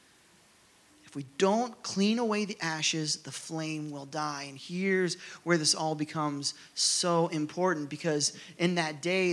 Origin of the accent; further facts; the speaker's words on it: Rogers, Ohio, United States; where I grew up in Rogers, Ohio